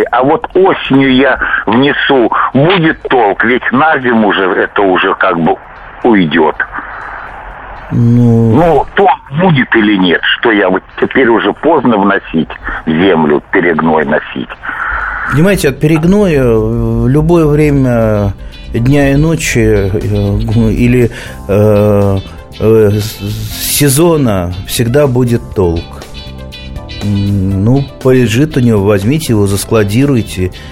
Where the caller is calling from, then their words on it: Krasnoyarsk, Krasnoyarsk Krai, Russia; Здравствуйте, я здравствуйте из Красноярска маленький вопросик.